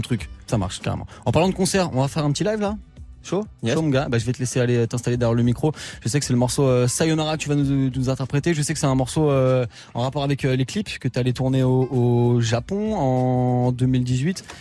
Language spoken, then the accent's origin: French; Brest, Brittany, France; je suis de Brest